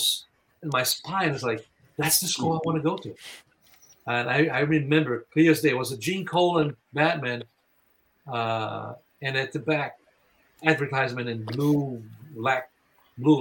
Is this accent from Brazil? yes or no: yes; Brazil; moved away; I was born in Brazil